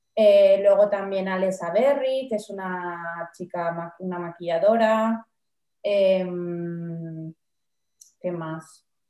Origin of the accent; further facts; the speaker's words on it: Palma, Balearic Islands, Spain; moved away as an adult; also born or lived in Barcelona; ahora desde hace tres años he vuelto a mi ciudad natal a vivir